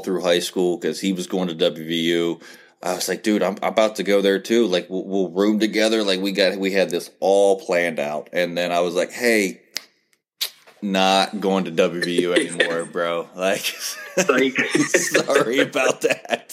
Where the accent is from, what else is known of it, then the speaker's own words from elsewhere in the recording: near Bethany, West Virginia, United States; I grew up about 20 minutes away from Bethany College in West Virginia